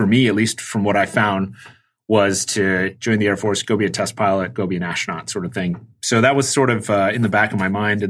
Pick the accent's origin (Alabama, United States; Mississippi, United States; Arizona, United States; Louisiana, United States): Arizona, United States; Tucson; moved away as an adult; I grew up in Tucson, Arizona, and I graduated in 2002 from high school